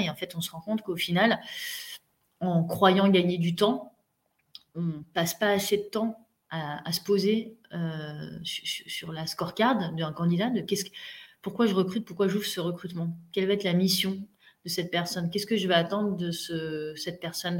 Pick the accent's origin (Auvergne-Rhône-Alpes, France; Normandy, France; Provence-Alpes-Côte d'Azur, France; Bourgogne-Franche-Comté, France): Provence-Alpes-Côte d'Azur, France; Mandelieu-la-Napoule; moved away as an adult; also born or lived in Paris / Lille / Spain / Casablanca; je suis née à Paris, j'ai fait 0-10 ans à Paris et je suis dans le sud de la France à 10 ans, mes parents ont déménagé là-bas. Je me suis retrouvée à Mandelieu-la-Napoule